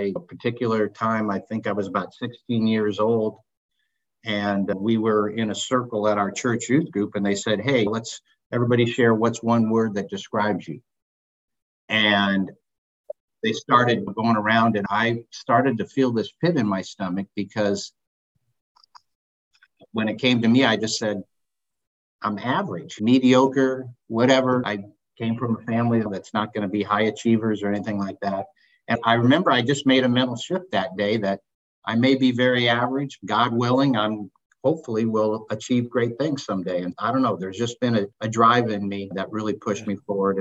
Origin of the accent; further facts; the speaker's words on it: Seattle, Washington, United States; grew up on the West Coast in Seattle